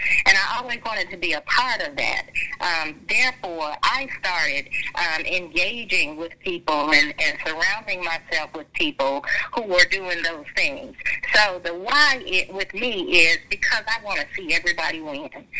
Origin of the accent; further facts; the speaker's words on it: Jacksonville, Florida, United States; now in Belle Glade, United States; I am from Jacksonville, Florida. Born and raised there, went to school in Jacksonville, Florida, and then eventually moved further south to Belgrade area.